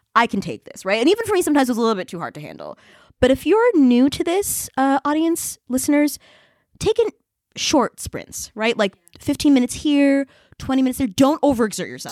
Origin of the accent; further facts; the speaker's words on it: Boston, Massachusetts, United States; now in Paris, France; from Boston